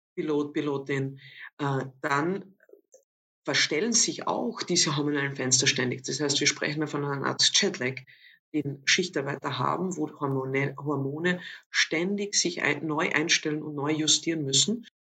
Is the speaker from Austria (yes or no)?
yes; Villach, Carinthia, Austria; moved away as an adult; now in Vienna, Austria; Ursprünglich meine Wurzeln habe ich, wie man dann doch manchmal noch äh, unschwer erkennen kann, äh, an meiner Sprache in Kärnten. Also ich bin in Villach aufgewachsen